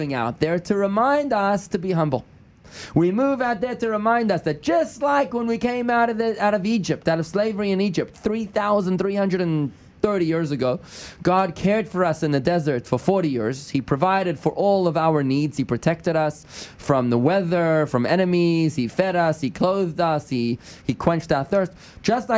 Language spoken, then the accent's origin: English; South Africa; moved away; I'm from South Africa, okay? I'm from South Africa.